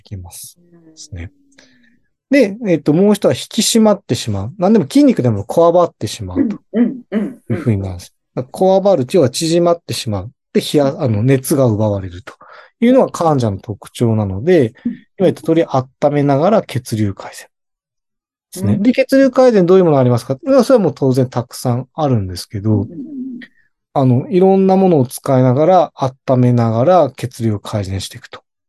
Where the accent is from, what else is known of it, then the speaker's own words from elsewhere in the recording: Hokkaido, Japan; 私も北海道出身なので